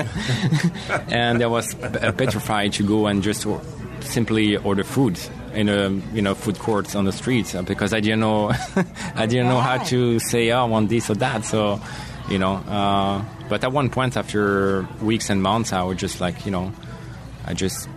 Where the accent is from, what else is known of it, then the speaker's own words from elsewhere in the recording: Marseille, Provence-Alpes-Côte d'Azur, France; English is a second language; moved away as an adult; also born or lived in Singapore; now in United States; I grew up in Marseille until my 24th birthday